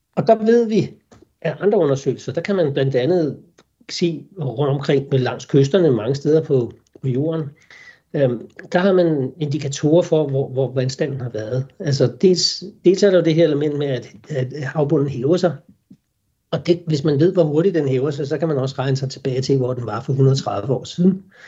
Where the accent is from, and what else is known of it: Denmark